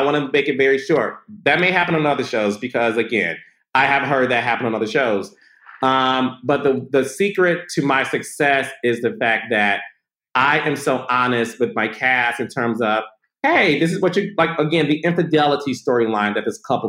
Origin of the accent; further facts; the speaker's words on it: Midwest, United States; I'm from the Midwest